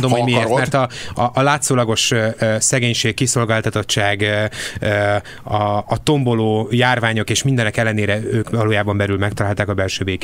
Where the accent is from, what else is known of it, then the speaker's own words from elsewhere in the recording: Budapest, Hungary; magyar, budapestiként még ez a válasz elfogadható, de New Yorkiként.